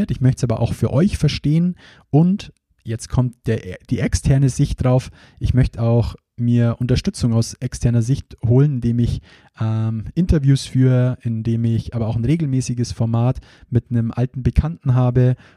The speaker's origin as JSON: {"language": "German", "region": "Bavaria", "country": "Germany", "accent": "Bavarian", "said": "Ich hoffe, ihr verzeiht mir auch zwischendurch immer wieder meinen bayerischen Dialekt."}